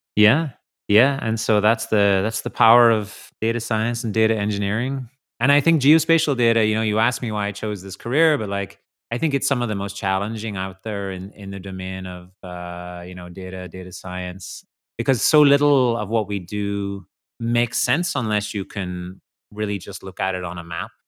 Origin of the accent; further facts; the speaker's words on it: Ireland; I grew up in Ireland, and in the country